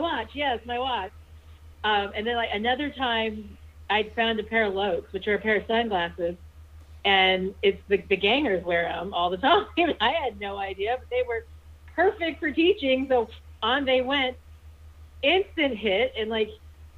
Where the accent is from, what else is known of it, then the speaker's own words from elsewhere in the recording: Arizona, United States; now in Montana, United States; I grew up in Arizona